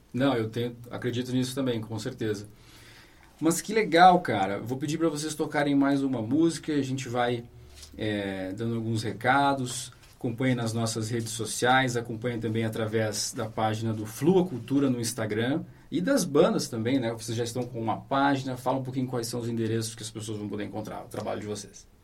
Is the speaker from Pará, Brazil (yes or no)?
no; Santa Maria, Rio Grande do Sul, Brazil; now in Londrina, Brazil; eu sou de Santa Maria